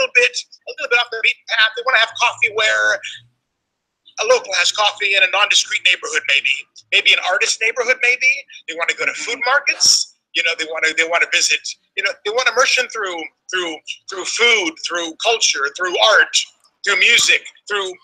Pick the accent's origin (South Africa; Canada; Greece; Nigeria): Greece; I'm from Greece